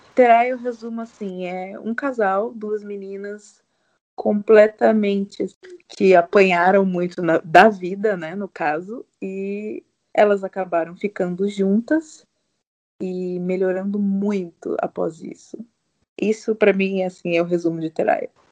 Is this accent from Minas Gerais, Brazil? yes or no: no; Sorocaba, São Paulo, Brazil; eu tenho 31 anos, eu sou de Sorocaba